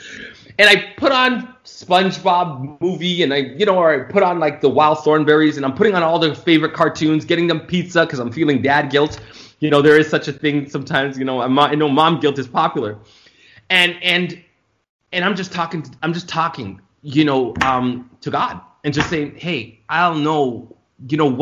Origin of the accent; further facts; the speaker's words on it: Toronto, Ontario, Canada; moved away as an adult; also born or lived in Florida; I was born and raised in Toronto, Canada.